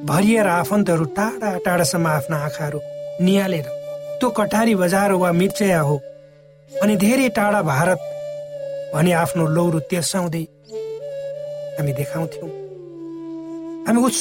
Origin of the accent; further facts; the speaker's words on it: Koshi Province, Nepal; moved away; also born or lived in Inaruwa; म जब सानो थिएँ श्रोता हाम्रो गाउँमा यातायातको सुविधा थिएन नदी नालामा पुलहरू पनि जहाँ तहीँ थिएन